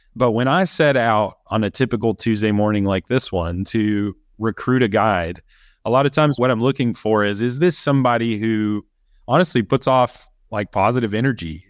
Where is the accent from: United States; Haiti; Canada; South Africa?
United States; Kentucky; I grew up in Kentucky as well